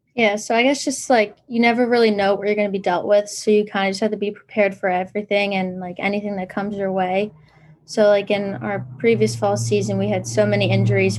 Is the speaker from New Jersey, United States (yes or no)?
yes; New Jersey, United States; moved away as an adult; now in Pennsylvania, United States; I am from New Jersey